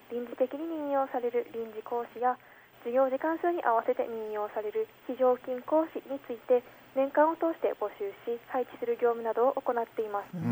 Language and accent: Japanese; Hirakawa, Aomori, Japan; now in Aomori, Japan; 出身は青森県平川市ですが、うん、この春から青森市に引っ越してきまし